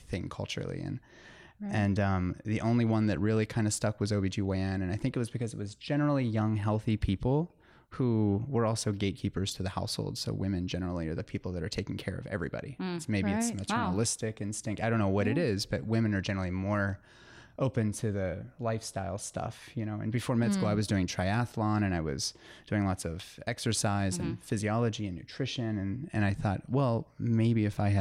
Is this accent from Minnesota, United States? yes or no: no; Pittsburgh, Pennsylvania, United States; I'm from Pittsburgh. Mm-hmm. My wife and I are both from Pittsburgh.